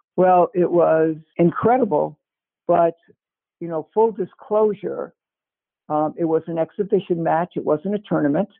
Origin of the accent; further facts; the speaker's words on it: New York City, New York, United States; moved away as an adult; also born or lived in Cambridge, Massachusetts / Ithaca, New York; I am from Brooklyn, New York